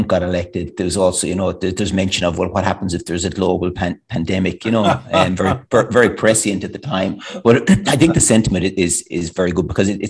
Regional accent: Ballinrobe, Connacht, Ireland; I'm from Ballinrobe, you know, it's a small town. We grown up, I thought it was a big town

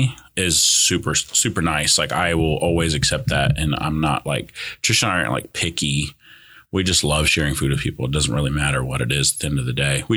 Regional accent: California, United States; first language Spanish; English is a second language; now in Broken Arrow, United States; growing up in California is we grew up really poor

